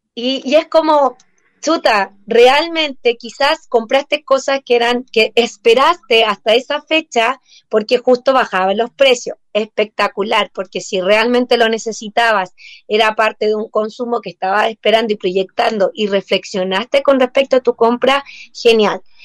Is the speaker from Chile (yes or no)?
yes; Chile; nosotros como sociedad chilena